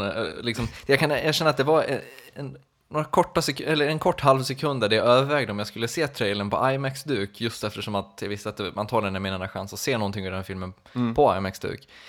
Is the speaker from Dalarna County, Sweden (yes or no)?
yes; Borlänge, Dalarna County, Sweden; moved away; varit hemma på Peace and Love i Borlänge